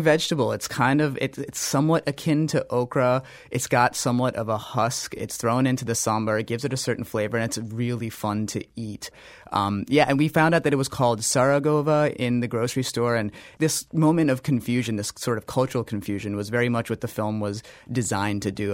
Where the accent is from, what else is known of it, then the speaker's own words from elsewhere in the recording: North India, India; I'm North Indian